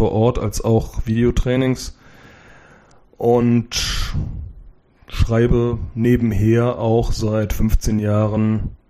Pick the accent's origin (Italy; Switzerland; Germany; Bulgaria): Germany; Cologne, North Rhine-Westphalia; Ich bin 45 Jahre alt, geboren in Köln, lebe da immer noch mit meiner Familie